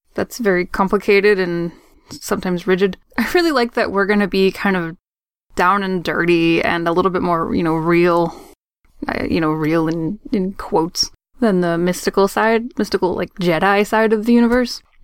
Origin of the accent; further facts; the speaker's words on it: Maine, United States; now in Boston, United States; technically I'm from Maine, but I moved to Boston many, many years ago.